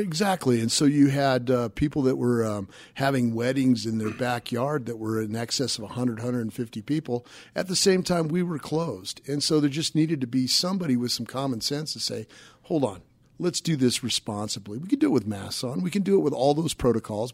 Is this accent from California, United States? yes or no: no; Denver, Colorado, United States; grew up over by Bible Park, southeast Denver